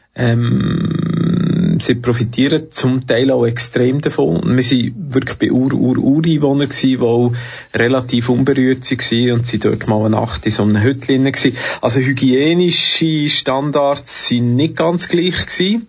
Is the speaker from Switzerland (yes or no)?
yes; Switzerland; Ich komme aus der Schweiz, ich habe den roten Pass